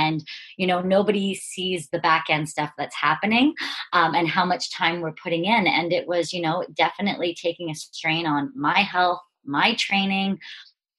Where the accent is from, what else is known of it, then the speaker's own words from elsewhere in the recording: Brantford, Ontario, Canada; I am from Brantford, Ontario, one of the Canadians in the Two Brain fold.